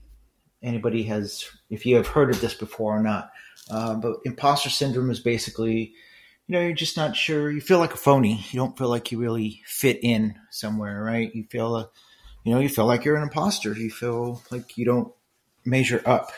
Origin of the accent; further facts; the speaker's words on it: Los Angeles, California, United States; moved away as an adult; also born or lived in Irvine; with other Mexicans in East LA, I really didn't fit in there